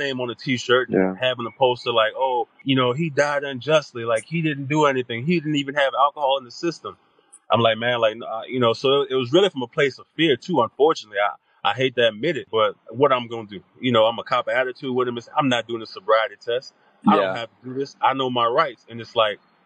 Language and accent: English; South Louisiana, United States; moved away as an adult; also born or lived in Texas / Oklahoma; growing up in South Louisiana